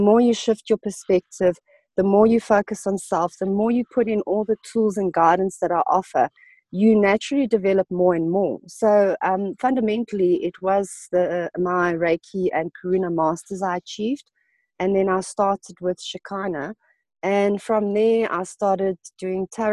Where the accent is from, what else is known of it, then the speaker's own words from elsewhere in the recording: South Africa; I'm Portuguese from origin. I was born in South Africa.